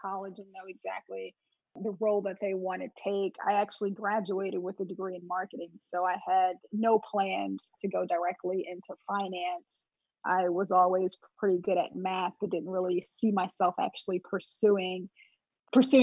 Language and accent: English; Montclair, New Jersey, United States; also born or lived in North Carolina; I actually grew up in this area. So originally I'm from Montclair, New Jersey